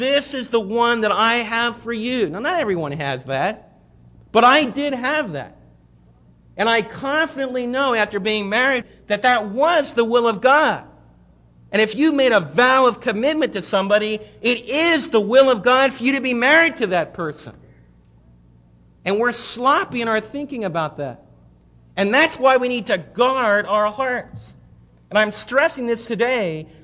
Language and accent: English; United States; I was raised right near New York City.